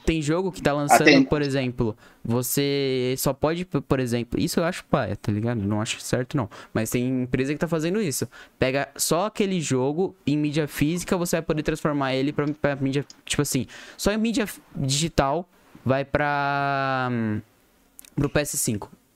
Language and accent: Portuguese; Brazil; a gente é brasileiro